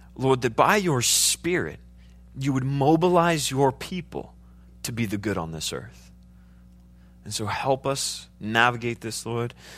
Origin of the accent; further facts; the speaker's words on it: United States; I'm an American